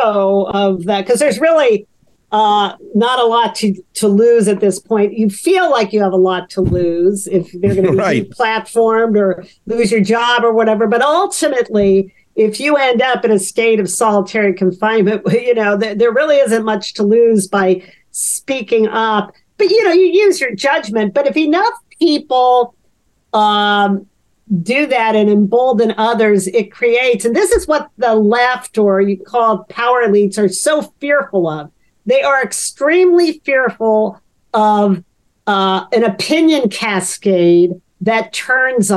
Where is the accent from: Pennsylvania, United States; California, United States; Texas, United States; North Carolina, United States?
California, United States; Los Angeles; moved away as an adult; now in East Coast, United States; I was born in Los Angeles. I was raised in a suburb of Los Angeles.